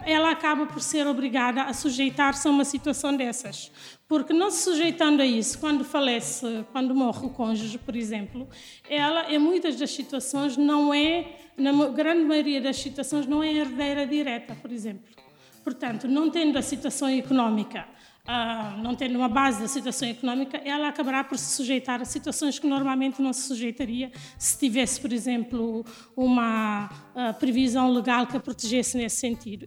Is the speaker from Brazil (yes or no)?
no; Guinea-Bissau; also born or lived in United States; now in Lisbon, Portugal; eu sou da Guiné